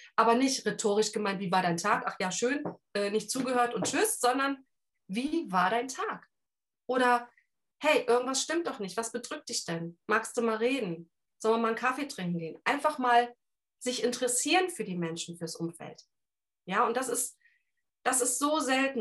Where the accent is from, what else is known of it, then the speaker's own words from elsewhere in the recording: Cologne, North Rhine-Westphalia, Germany; accent: Rhineland; ich bin gebürtige Kölnerin, also Rheinländer Schnauze